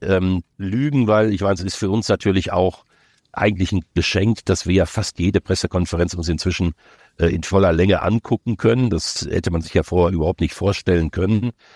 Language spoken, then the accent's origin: German; near Dortmund, North Rhine-Westphalia, Germany; Ich bin ja groß geworden in der Nähe von Dortmund